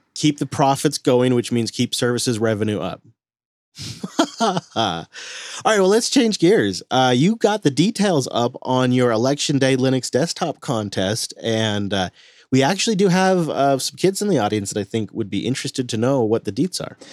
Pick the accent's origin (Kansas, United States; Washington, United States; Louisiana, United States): Washington, United States; my home state of Washington